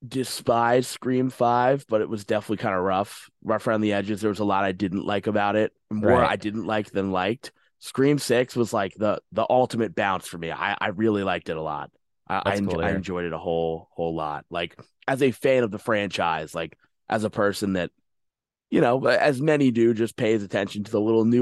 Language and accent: English; New York, United States; Nassau County's closer to New York City. I'm from Suffolk County.